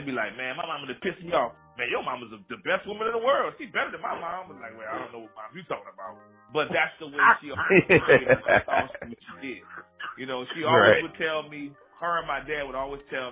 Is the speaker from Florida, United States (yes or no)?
no; New Orleans, Louisiana, United States; Growing up in New Orleans